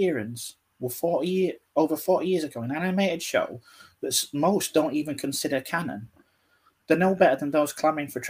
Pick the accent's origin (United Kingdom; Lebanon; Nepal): United Kingdom; as a Brit